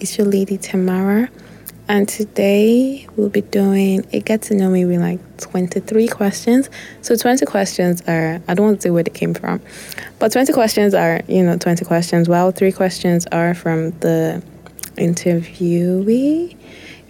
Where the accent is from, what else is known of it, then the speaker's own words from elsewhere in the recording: Kwara, Nigeria; I am from Kwara State